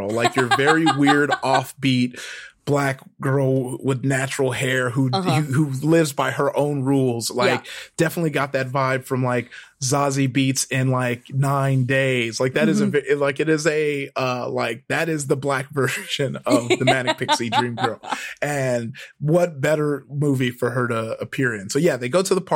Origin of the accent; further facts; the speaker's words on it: Compton, California, United States; I grew up in Compton